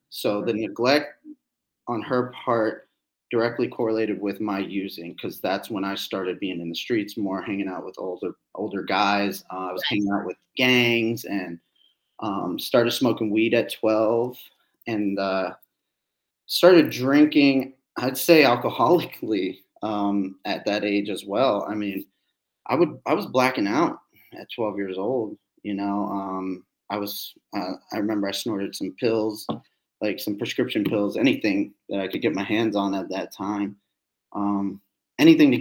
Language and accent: English; Annandale, Virginia, United States; also born or lived in Alexandria, Virginia; I grew up in Northern Virginia from Annandale, Virginia, and then / Alexandria.